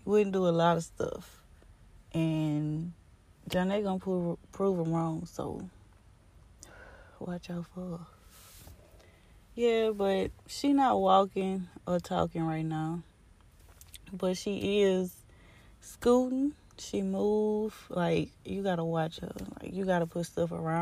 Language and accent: English; Baton Rouge, Louisiana, United States; we're from Baton Rouge, Louisiana